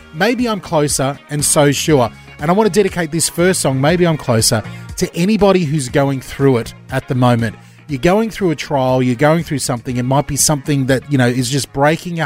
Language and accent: English; Australia; we're Australian